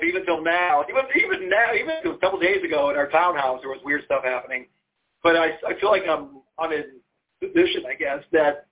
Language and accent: English; Lorain, Ohio, United States; moved away as an adult; now in Charlottesville, United States; I grew up on Lake Erie, you know, in Lorraine